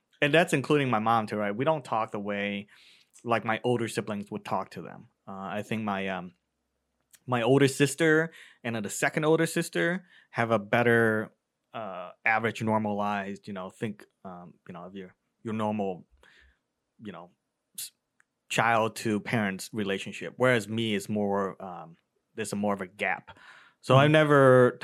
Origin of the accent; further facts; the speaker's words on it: Cleveland, Ohio, United States; also born or lived in Vietnam / California; in Cleveland, I spend a majority of my life. So I would say that's my hometown